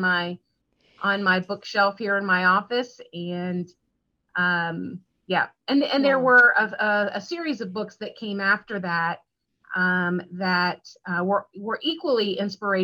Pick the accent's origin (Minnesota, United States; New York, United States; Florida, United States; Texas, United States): Florida, United States; Pinellas County; I was born and raised in Pinellas County, which is, you know, where I'm located today